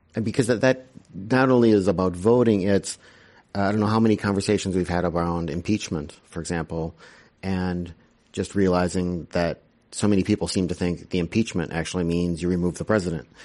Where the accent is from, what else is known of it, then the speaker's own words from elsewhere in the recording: Wisconsin, United States; My home state